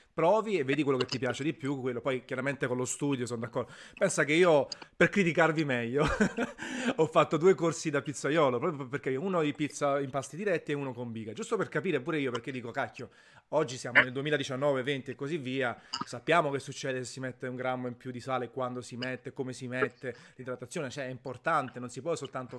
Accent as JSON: {"language": "Italian", "town": "Naples", "region": "Campania", "country": "Italy", "said": "io sono napoletano verace"}